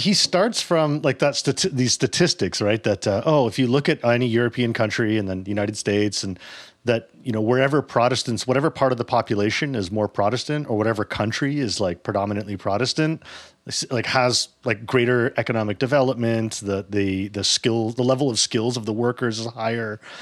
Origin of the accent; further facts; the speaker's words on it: Toronto, Ontario, Canada; I grew up in Toronto